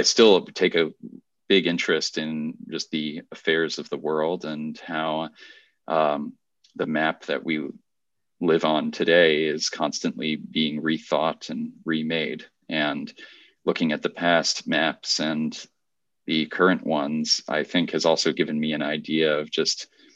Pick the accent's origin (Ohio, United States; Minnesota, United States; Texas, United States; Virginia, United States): Virginia, United States; I actually competed in the Virginia State Geography Bee